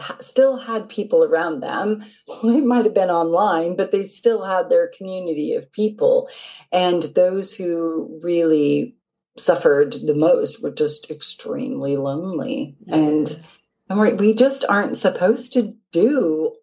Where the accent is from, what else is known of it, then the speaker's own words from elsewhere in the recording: Seattle, Washington, United States; moved away as an adult; now in Market Harborough, United Kingdom; I'm originally from Seattle. So I've been in the UK for about 18 years now